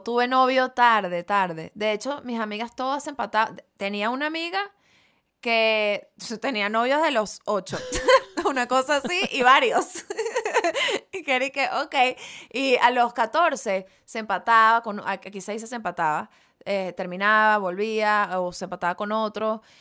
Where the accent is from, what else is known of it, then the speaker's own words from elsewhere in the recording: Venezuela; yo soy de Venezuela